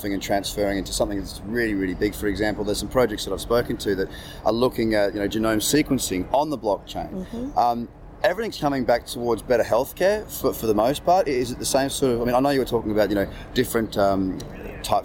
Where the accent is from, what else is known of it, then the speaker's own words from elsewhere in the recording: Sydney, New South Wales, Australia; I'm from Sydney.